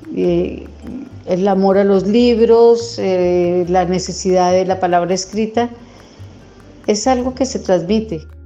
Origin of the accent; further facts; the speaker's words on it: Colombia; escritora colombiana